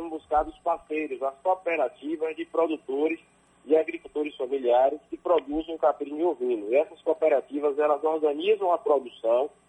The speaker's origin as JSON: {"language": "Portuguese", "town": "Pintadas", "region": "Bahia", "country": "Brazil", "tie": "born or raised there", "said": "município de Pintadas, na né? minha terra natal, onde eu construí família"}